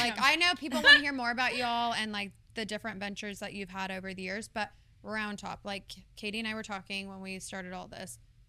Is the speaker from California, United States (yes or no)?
yes; California, United States; now in Fort Worth, United States; I'm from California.